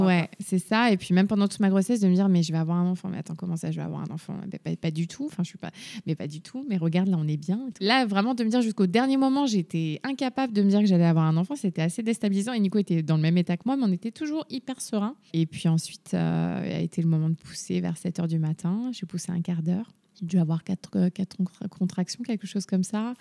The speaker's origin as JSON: {"language": "French", "town": "Rennes", "region": "Brittany", "country": "France", "said": "je viens de Rennes, j'ai 29 ans"}